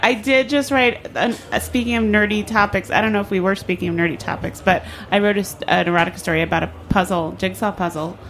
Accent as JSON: {"language": "English", "region": "New Jersey", "country": "United States", "tie": "born or raised there", "said": "where I grew up in New Jersey"}